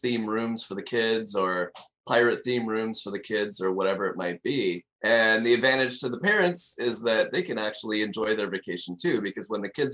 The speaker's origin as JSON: {"language": "English", "country": "Canada", "also_born_or_lived": "Montreal, Canada", "moved": "as an adult", "lives_now": "Davenport, United States", "said": "I'm a Canadian originally, and I was a financial advisor in Montreal, Canada for about 12 years."}